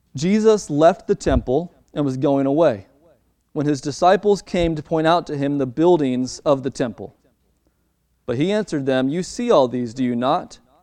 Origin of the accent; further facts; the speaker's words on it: Baltimore, Maryland, United States; my hometown in Baltimore, Maryland